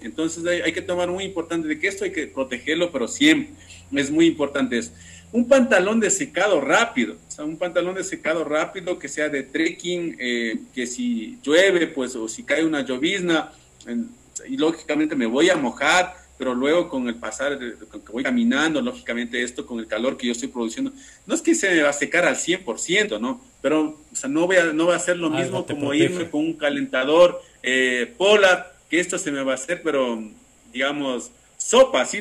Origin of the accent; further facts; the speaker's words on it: Ecuador; yo soy ecuatoriano